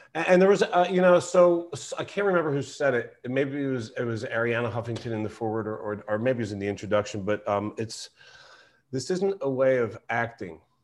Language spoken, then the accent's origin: English; Philadelphia, Pennsylvania, United States; I'm from Philadelphia